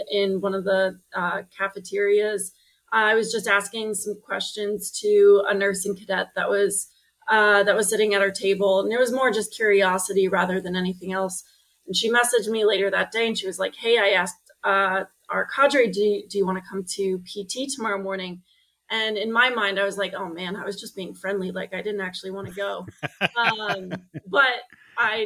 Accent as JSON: {"language": "English", "area": "Long Island", "region": "New York", "country": "United States", "tie": "born or raised there", "also_born_or_lived": "Burlington, Vermont", "moved": "as an adult", "lives_now": "Portland, United States", "said": "I grew up on Long Island in Long Island"}